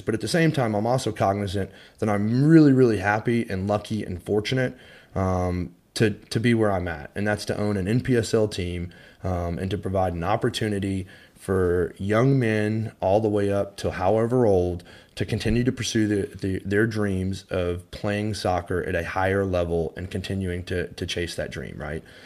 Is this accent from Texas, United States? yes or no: yes; Highland Village, Texas, United States; I grew up in Highland Village, Texas, so just a stone's throw from Frisco